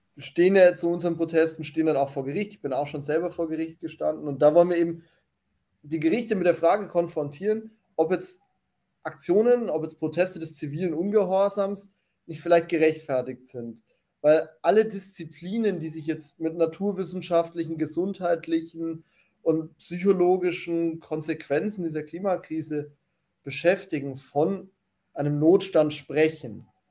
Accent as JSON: {"language": "German", "country": "Germany", "said": "ich bin halt Deutscher und deswegen bin ich in Deutschland aktiv."}